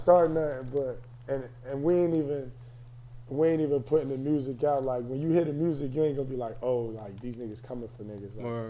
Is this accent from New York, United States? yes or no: no; New Jersey, United States; I'm from Jersey